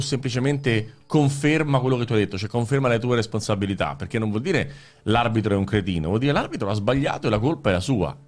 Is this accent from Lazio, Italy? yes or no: yes; Rome, Lazio, Italy; io vengo da Roma, l'ho vissuta a Roma